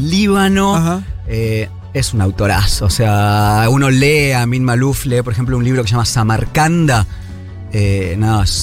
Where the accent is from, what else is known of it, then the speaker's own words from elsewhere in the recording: Buenos Aires, Argentina; Yo soy de Buenos Aires, pero... total.